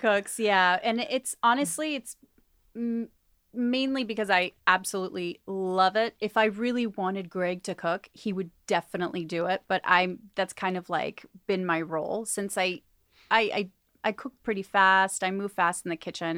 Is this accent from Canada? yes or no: no; Argentina; moved away; I was born in Argentina